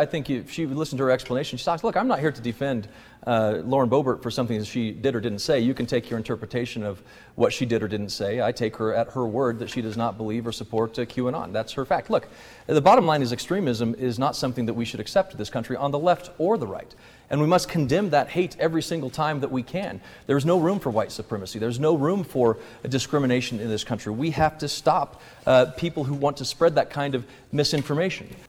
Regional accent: Colorado, United States; Just a few miles down the road from us, Weld County relies on those jobs. My hometown relies on those jobs

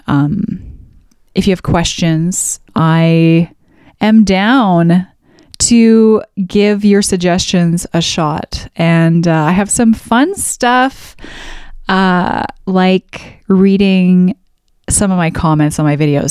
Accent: Alberta, Canada; I was raised in Central Canada. No, I shouldn't say Central Canada. In Alberta

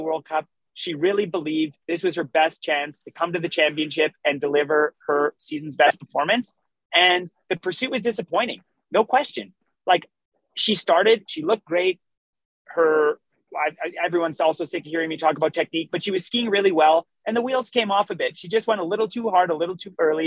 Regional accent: Canada; I am still Canadian

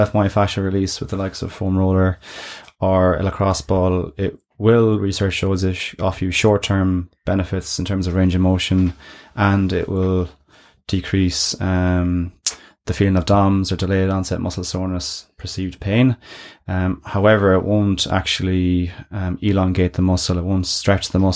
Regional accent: Ireland; how we are as an Irish nation

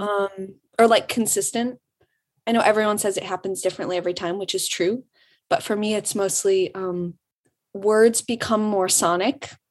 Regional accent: Birmingham, Michigan, United States; moved away as an adult; now in Ann Arbor, United States; I'm from um, Birmingham, Michigan

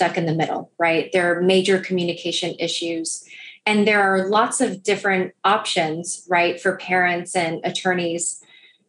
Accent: Rio Grande Valley, Texas, United States; moved away as an adult; also born or lived in Northeast United States; now in Houston, United States; I grew up down in the Rio Grande Valley.

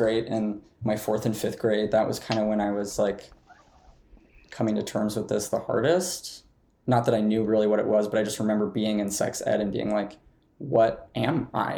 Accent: Montana, United States; growing up in Montana.

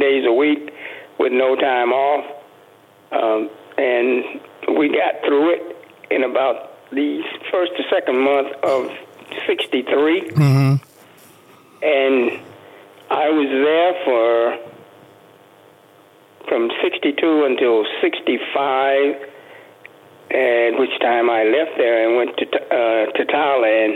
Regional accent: Andalusia, Alabama, United States; moved away as an adult; also born or lived in Tampa, Florida / California / Korea; now in Las Vegas, United States; I'm from a small town in Alabama called Andalusia

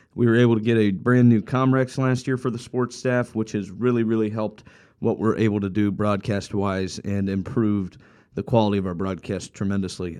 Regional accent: Columbus, Ohio, United States; growing up in Columbus

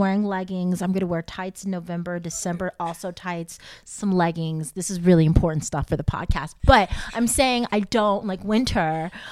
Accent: Texas, United States; moved away; I was born in Texas

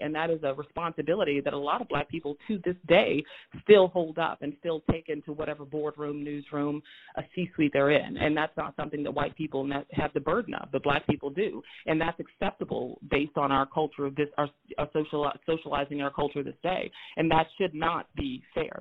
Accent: Moberly, Missouri, United States; also born or lived in St. Louis, Missouri; I was born in St. Louis, Missouri, but I grew up in Moberly, Missouri

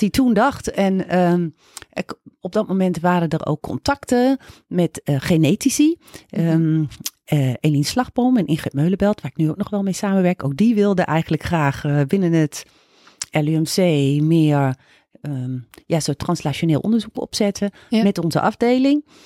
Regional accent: Groningen, Netherlands; moved away as an adult; ik ben opgegroeid, nou, zelfs geboren en ook eh, getogen op de basisschool en op de middelbare school in Groningen.

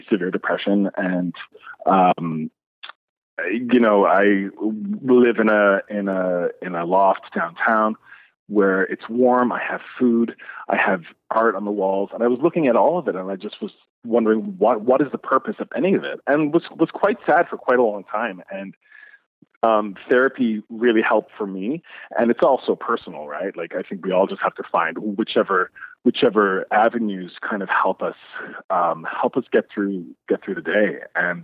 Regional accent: Newfoundland and Labrador, Canada; growing up in Newfoundland with such an Irish Catholic family

